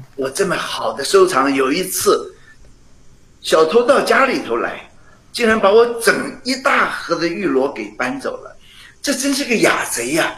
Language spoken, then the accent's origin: Chinese; Penghu County, Taiwan; moved away; 我小时候在澎湖